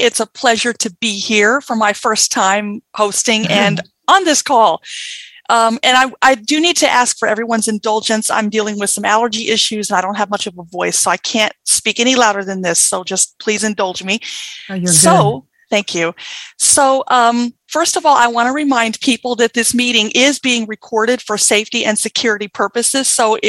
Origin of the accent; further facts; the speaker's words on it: Mississippi, United States; accent: Southern; now in Washington, United States; I'm from Berrien, Washington, but originally from Mississippi. So that's why you kind of hear a little bit of a Southern accent.